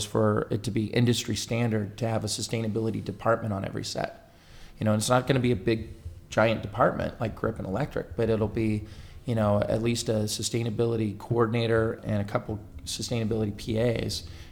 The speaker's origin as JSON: {"language": "English", "region": "Northern California", "country": "United States", "said": "I'm originally from Northern California"}